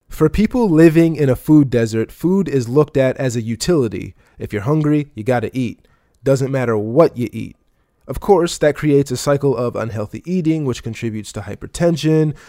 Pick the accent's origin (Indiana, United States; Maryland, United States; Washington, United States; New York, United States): Maryland, United States; Baltimore; I'm from Baltimore